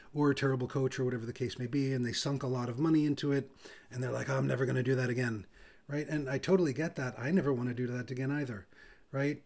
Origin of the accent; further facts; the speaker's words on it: New York City, New York, United States; I'm from Brooklyn